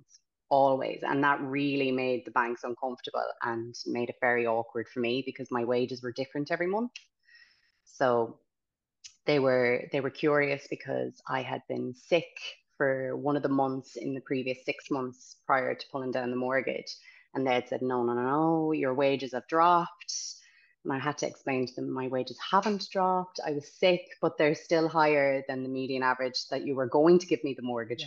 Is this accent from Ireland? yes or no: yes; County Galway, Connacht, Ireland; moved away as an adult; also born or lived in Dublin; now in Galway, Ireland; I'm originally from Galway County, so my mother would say we're country.